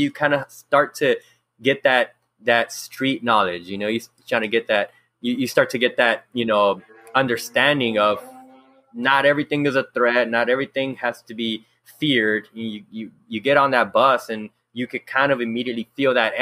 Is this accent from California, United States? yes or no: yes; Los Angeles, California, United States; I was born and raised in South Central, and just, you know, going to elementary and middle school out here